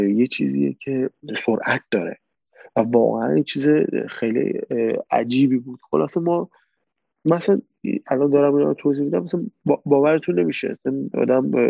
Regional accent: Khuzestan, Iran; moved away as an adult; also born or lived in Abadan, Iran / Tehran, Iran / Turkey; اصالتا آبادانی هستیم ولی خب توی شهر کوچیکی توی جنوب بزرگ نفتی هستیم

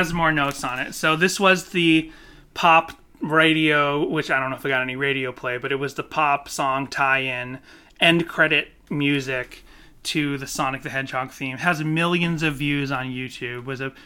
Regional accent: Boston, Massachusetts, United States; now in Los Angeles, United States; I was raised in Boston and suburban area

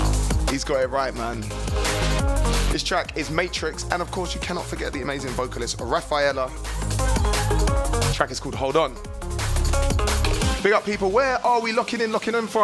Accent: England, United Kingdom; I'm English, man. I can't do anything.

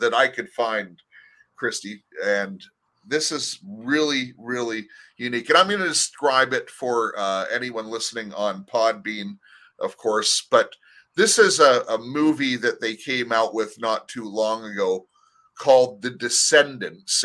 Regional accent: Anaheim, California, United States; also born or lived in Canada (family origin); as a child, I grew up in Anaheim, California

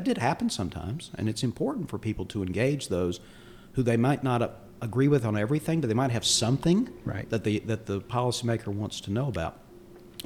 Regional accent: Mecklenburg County, North Carolina, United States; I grew up in Mecklenburg County

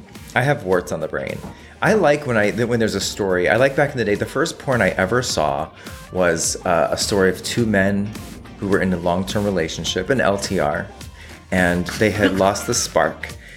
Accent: Australia; I'm Australian. I said Nicole Kidman and Willem Dafoe.

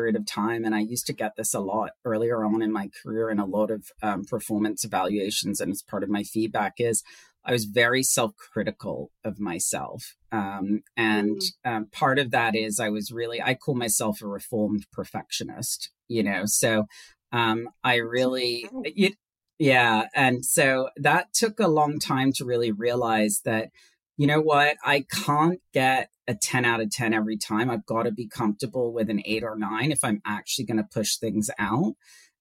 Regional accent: Hong Kong; moved away as an adult; now in United States; is British, and my father is Swiss, but I was born and raised in Hong Kong

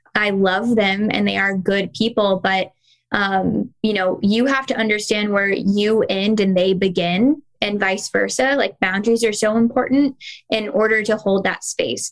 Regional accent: Kentucky, United States; also born or lived in the West; now in North Carolina, United States; I grew up in the South

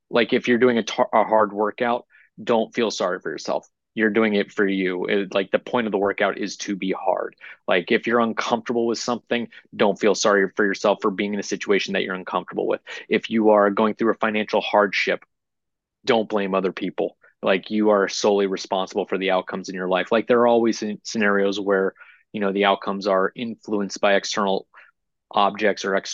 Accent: New Hampshire, United States; born or raised there; moved away as an adult; also born or lived in Orlando, Florida / Las Vegas, Nevada; now in Overland Park, United States

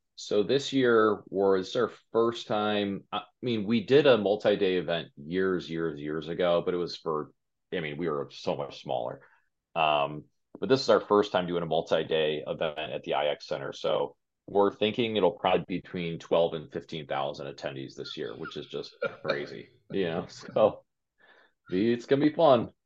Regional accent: Westlake, Ohio, United States; also born or lived in California; now in Cleveland, United States; We're Cleveland natives. Um, just she grew up in Brooklyn, I grew up in Westlake

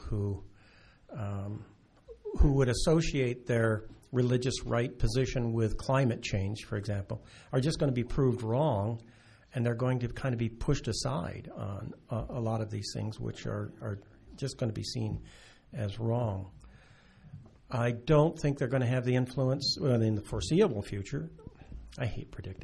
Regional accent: United States; now in Canada; being an American immigrant to this country

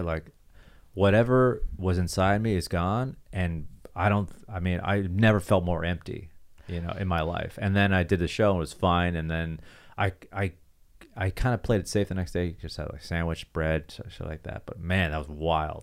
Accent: Toronto, Ontario, Canada; moved away; my hometown, Toronto

